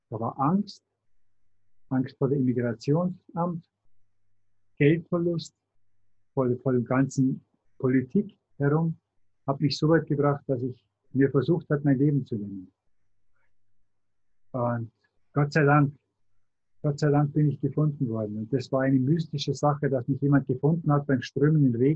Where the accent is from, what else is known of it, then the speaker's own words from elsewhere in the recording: Tutzing, Bavaria, Germany; Ich bin vom Starnberger See, von Tutzing. Also nicht weit weg von München.